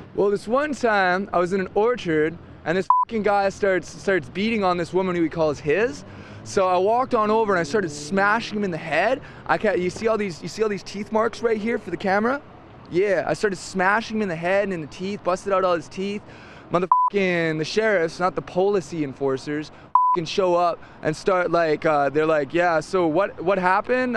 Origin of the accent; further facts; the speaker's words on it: Sophia, West Virginia, United States; moved away; also born or lived in Dogtown; Sophia, West Virginia.